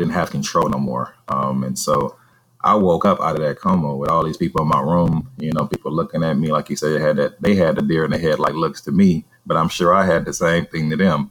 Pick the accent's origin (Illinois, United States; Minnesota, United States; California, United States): California, United States; Vallejo; my hometown of Vallejo, California